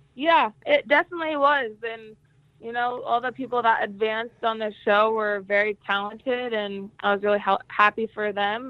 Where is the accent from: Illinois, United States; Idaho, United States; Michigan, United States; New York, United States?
Idaho, United States; Jerome; I was born and raised in Jerome, Idaho, and I grew up on a dairy farm